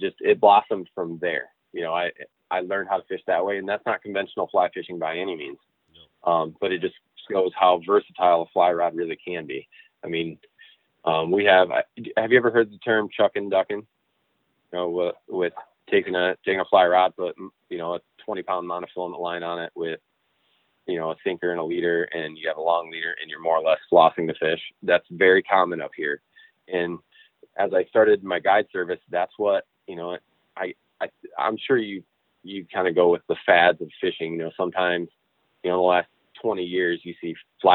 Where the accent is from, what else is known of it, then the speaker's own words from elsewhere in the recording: Newaygo, Michigan, United States; I grew up on the Muskegon River in the Newaygo area, always fishing.